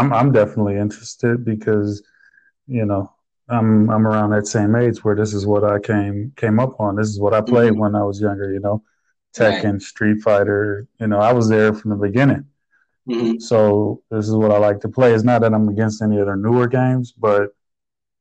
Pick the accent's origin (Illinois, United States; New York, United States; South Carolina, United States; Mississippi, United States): Illinois, United States; Chicago; in Chicago, so you know, you had these arcade games in the store at the corner